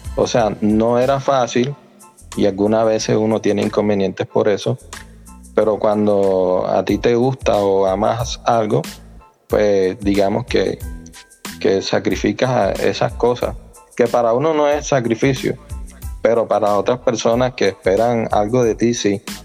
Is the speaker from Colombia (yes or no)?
yes; Sincelejo, Sucre, Colombia; yo soy de la costa norte de Colombia, costeño que llaman por acá. Eh, soy de Cincelejo